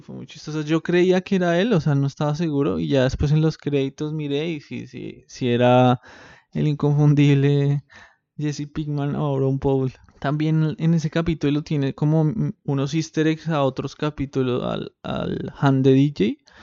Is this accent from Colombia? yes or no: yes; Bogotá, Colombia; now in Buenos Aires, Argentina; como bogotano que soy